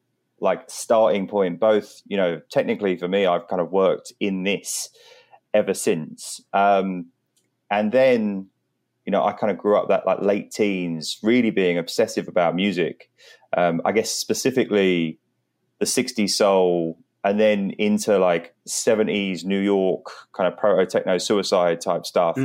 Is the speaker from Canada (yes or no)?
no; St Albans, East of England, United Kingdom; I grew up in St. Albans, which is essentially just outside of North London. It's kind of like a suburb that kind of has all of the London suburb culture around it.